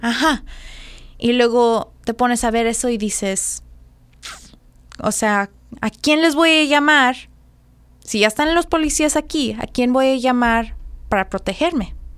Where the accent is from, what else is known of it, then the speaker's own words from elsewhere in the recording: Mexico; nosotros siendo mexicanos